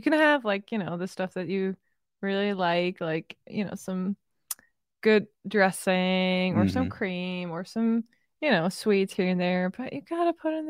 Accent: Germany; English is a second language; also born or lived in Ohio; I'm from Germany.

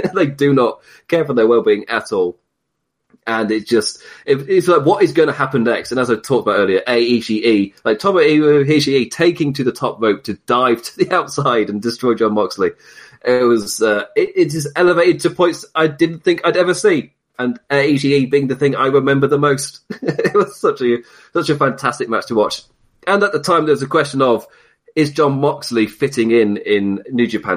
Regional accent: United Kingdom; being British

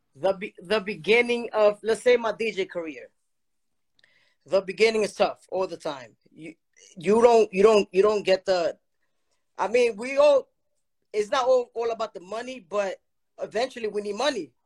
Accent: Dominican Republic; I'm from the Dominican Republic

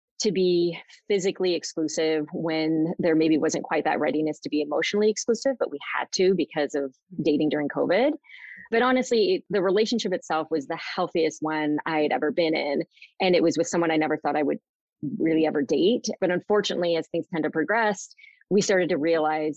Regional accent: Southern California, United States; also born or lived in Sacramento, California; I live in Sacramento, California. I grew up in Southern California

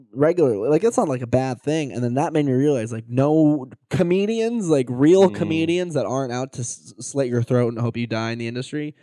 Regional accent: San Diego, California, United States; yeah, that's my hometown

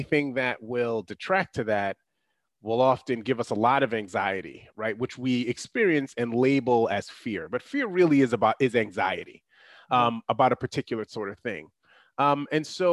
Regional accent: New York, United States; I'm a New Yorker

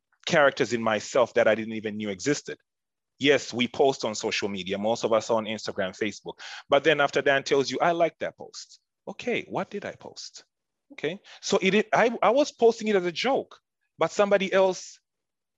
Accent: Tanzania; moved away; I'm from Tanzania, East Africa

